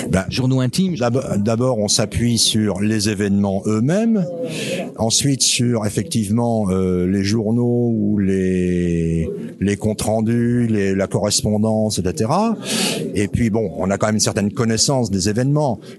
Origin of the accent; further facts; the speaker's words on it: Wallonia, Belgium; now in France; je suis résident depuis cinq ans dans le Morvan. Je venais des Ardennes belges précédemment.